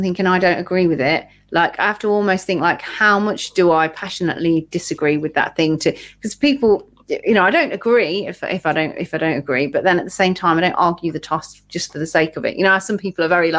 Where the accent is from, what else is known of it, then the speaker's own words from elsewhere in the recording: United Kingdom; we're British